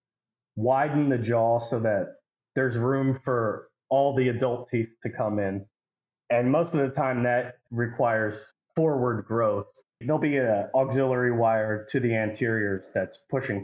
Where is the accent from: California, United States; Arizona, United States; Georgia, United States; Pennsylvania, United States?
Pennsylvania, United States; Perkasie; I'm from Perkasie, Pennsylvania